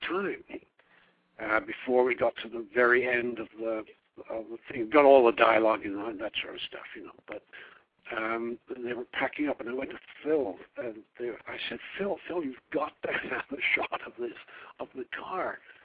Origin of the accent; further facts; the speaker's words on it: Devon, West Country, South West England, United Kingdom; moved away as an adult; also born or lived in Oregon / New York; coming from the West Country in Devon, I had R's. So I was able to pass as an American